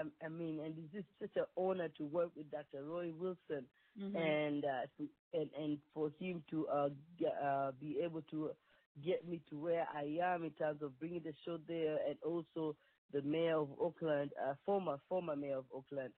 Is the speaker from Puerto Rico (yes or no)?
no; Nairobi, Kenya; moved away as an adult; also born or lived in Mombasa, Kenya; now in Washington, D.C., United States; So, actually, I was born and raised in Kenya, and when I came to America, I was 22.